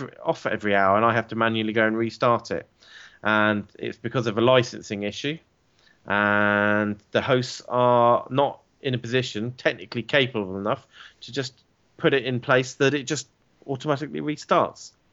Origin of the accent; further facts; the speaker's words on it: England, United Kingdom; an Englishman.